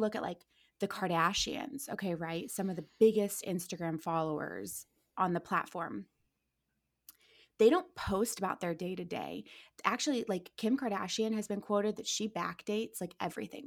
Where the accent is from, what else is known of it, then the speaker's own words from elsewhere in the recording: Akron, Ohio, United States; moved away as an adult; also born or lived in Orange County; now in Los Angeles, United States; I'm born and raised in Akron, Ohio